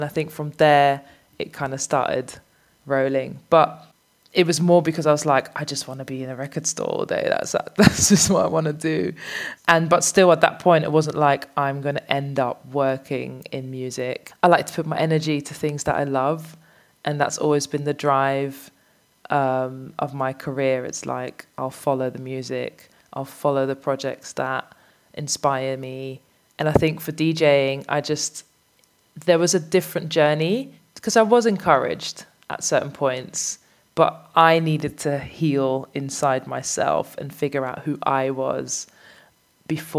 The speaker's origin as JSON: {"language": "English", "town": "Amsterdam", "region": "North Holland", "country": "Netherlands", "tie": "born or raised there", "said": "I grew up in Amsterdam"}